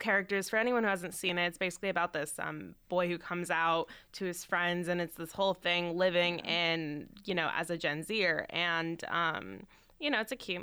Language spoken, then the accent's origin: English; San Francisco, California, United States; moved away as an adult; now in Boston, United States; I grew up in San Francisco, I'm here in Boston now for college.